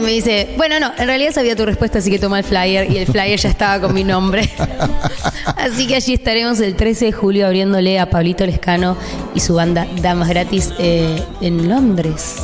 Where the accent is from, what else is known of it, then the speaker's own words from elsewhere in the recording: Argentina; first language Spanish; now in London, United Kingdom; yo soy muy argentina